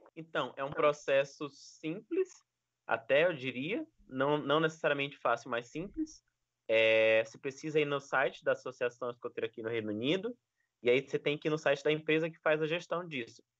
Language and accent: Portuguese; Maranhão, Brazil; also born or lived in Foz do Iguaçu; now in Gilwell Park, United Kingdom; eu sou do Maranhão